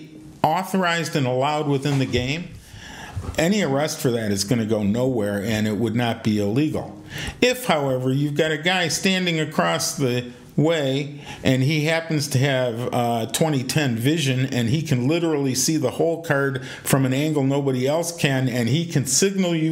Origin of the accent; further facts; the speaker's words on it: Detroit, Michigan, United States; I'm from Detroit